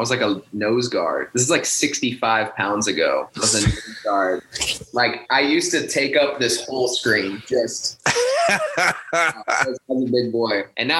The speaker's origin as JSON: {"language": "English", "region": "Colorado", "country": "United States", "tie": "born or raised there", "said": "just a good example of growing up in Colorado."}